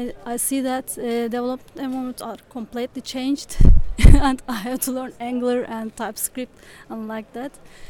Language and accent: English; Turkey; from Turkey